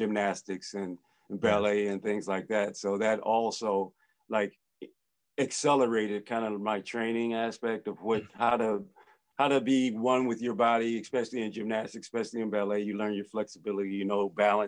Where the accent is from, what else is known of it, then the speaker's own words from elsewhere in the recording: Brookfield, Wisconsin, United States; I grew up in Brookfield, Wisconsin, which is cold and freezing